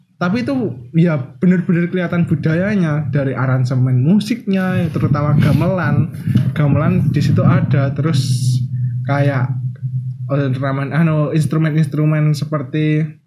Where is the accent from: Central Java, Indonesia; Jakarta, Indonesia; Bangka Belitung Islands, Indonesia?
Central Java, Indonesia; Wonogiri; Dari Wonogiri